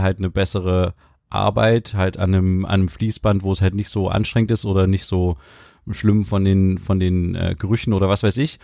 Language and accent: German; Germany; wir als Deutsche